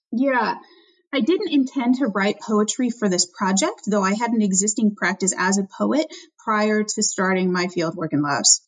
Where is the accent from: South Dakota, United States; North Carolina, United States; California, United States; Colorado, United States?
California, United States; Albany; my hometown, Albany, California